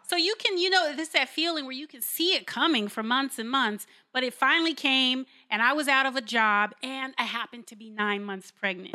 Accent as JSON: {"language": "English", "town": "Carson", "region": "California", "country": "United States", "tie": "born or raised there", "moved": "as an adult", "said": "I'm born and raised in Los Angeles, California, in a park called Carson"}